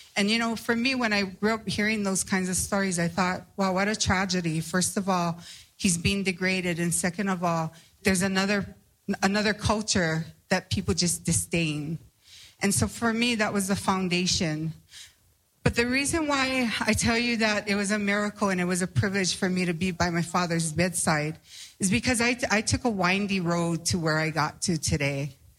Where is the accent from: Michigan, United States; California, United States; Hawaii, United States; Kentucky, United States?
Hawaii, United States; I come from Hawaii